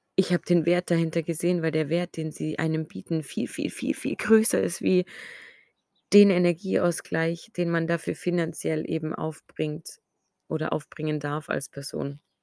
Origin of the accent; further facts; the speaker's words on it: Ulm, Baden-Württemberg, Germany; meine Heimatstadt, wo ich lebe, nach Ulm